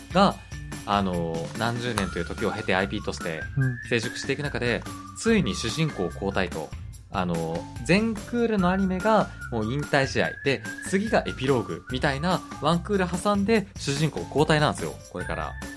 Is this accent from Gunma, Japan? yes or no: no; Hokkaido, Japan; moved away as an adult; also born or lived in Tokyo; 僕も北海道にいる時に食べたことなかったんですよ